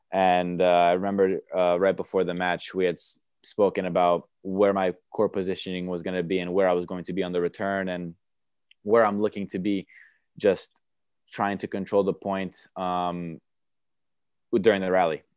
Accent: New York, United States; born or raised there; first language Romanian; English is a second language; moved away; also born or lived in Romania / Chicago / Bradenton, Florida

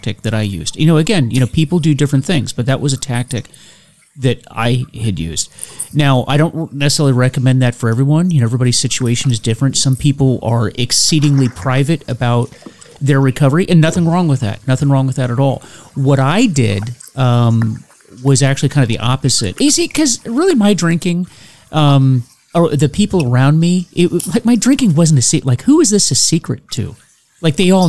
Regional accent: Florida, United States; I grew up in Florida, and I remember when I was a kid, the Buccaneers started

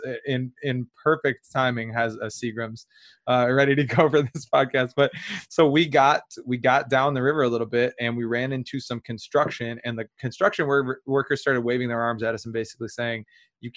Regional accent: Michigan, United States; we're from Michigan

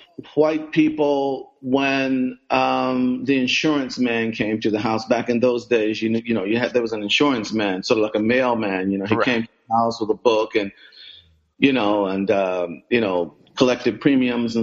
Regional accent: Philadelphia, Pennsylvania, United States; I was born in Philadelphia, grew up in Philadelphia, sort of came of age

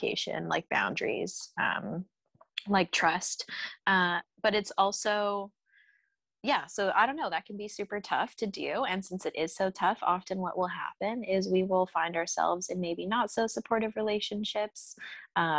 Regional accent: Aurora, Colorado, United States; moved away; When I go back to Aurora, Colorado

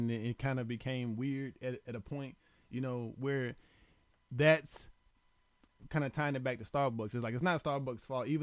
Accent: the South, United States; I'm from the South

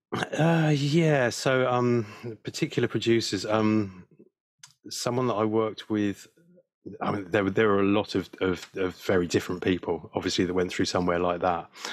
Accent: West Sussex, South East England, United Kingdom; also born or lived in South London; I was brought up in in, in West Sussex, really. So yeah, on the south coast

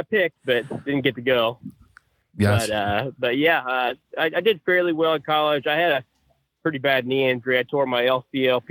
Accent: Perry, Oklahoma, United States; now in Missouri, United States; I grew up in Perry, Oklahoma, kind of well nationally known for their wrestling

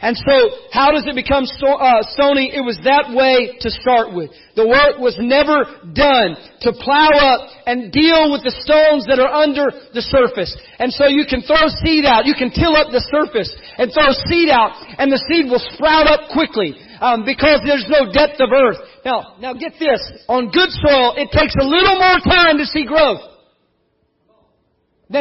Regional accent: South Texas, United States; I grew up in South Texas

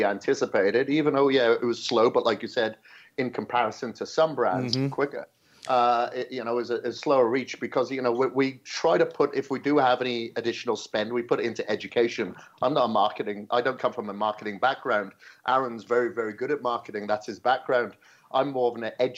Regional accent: Wales, United Kingdom; moved away; I was growing up in Wales. on a farm

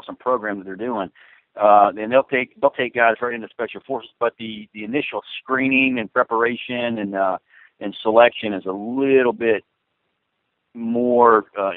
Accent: South Central Florida, United States; moved away as an adult; also born or lived in Arcadia, Florida / Port Charlotte, Florida; I grew up in South Central Florida, and I lived both in Arcadia and Port Charlotte area

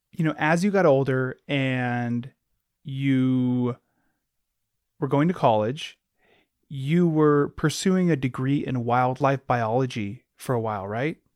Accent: Alaska, United States; I grew up in Alaska, born and raised

